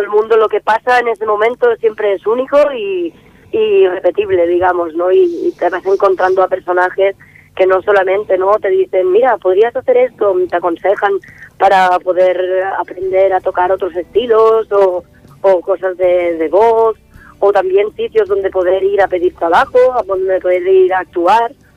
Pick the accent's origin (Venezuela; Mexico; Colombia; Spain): Spain; Vilanova i la Geltrú, Catalonia; now in Barcelona, Spain; Nací en Barcelona, lo único que nos fuimos a vivir a, Vilanova. Y hasta los 12 años